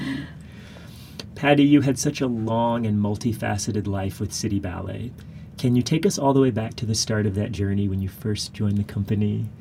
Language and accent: English; Charlotte, North Carolina, United States; moved away; my hometown of Charlotte, North Carolina.